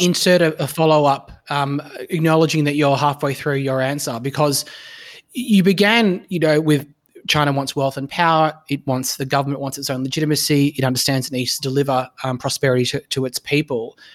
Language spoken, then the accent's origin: English; Australia